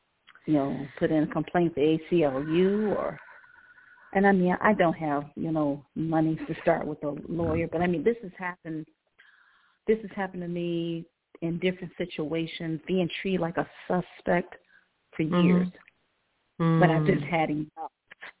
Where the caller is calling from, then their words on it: Cleveland, Ohio, United States; Hi, Ilene. I'm calling from